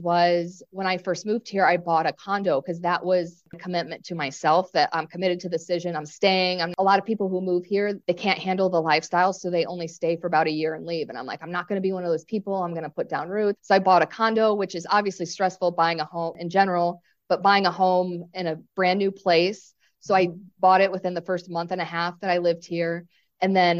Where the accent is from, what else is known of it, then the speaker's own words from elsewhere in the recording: Chicago, Illinois, United States; moved away as an adult; now in Hawaii, United States; I'm originally from Chicago, so I'm a city person